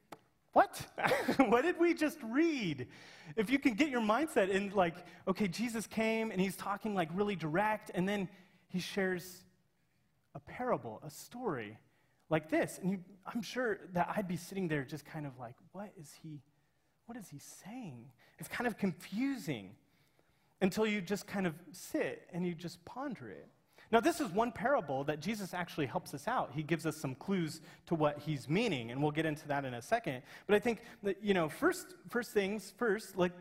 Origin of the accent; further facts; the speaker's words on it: Kansas, United States; I'm from Kansas, and it's our state flower